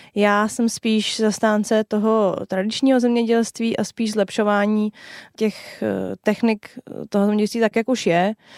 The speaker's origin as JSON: {"language": "Czech", "country": "Czechia", "said": "u nás v Čechách"}